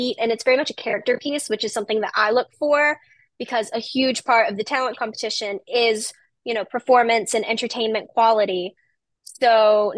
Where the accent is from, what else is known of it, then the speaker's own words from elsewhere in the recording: Rocky Point, North Carolina, United States; I am from Rocky Point, North Carolina